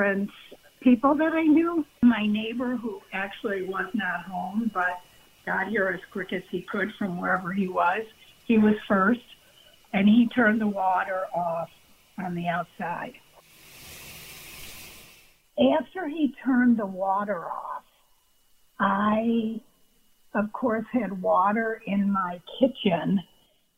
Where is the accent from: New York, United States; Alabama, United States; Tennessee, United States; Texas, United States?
New York, United States; Buffalo; also born or lived in Pennsylvania; now in Colleyville, United States; I'm from Buffalo, New York